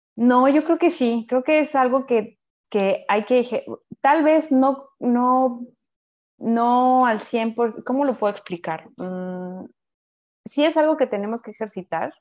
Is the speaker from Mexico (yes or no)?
yes; Mexico; moved away as an adult; now in France; mi calidad de ser mexicana es como la chispa, ¿no? Y uh, me sentía como, bueno, sí, cada vez que decía soy de México